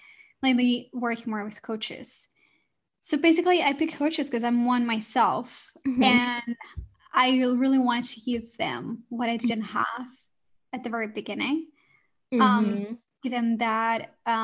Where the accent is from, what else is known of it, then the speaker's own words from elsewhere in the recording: Barcelona, Catalonia, Spain; moved away as an adult; now in London, United Kingdom; I moved to London. So I'm originally from Spain, from Barcelona, and it was my dream to move to London